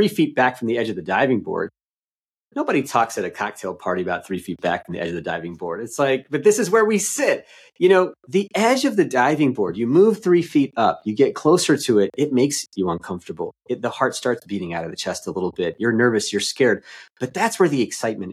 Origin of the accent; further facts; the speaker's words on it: East Coast, United States; I'm from the East Coast.